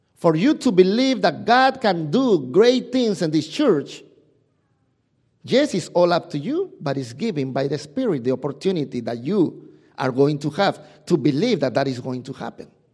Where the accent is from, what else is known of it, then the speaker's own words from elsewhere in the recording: Peru; English is a second language; moved away; my English is not as as extensive as you probably know because, y, you know, I'm from Peru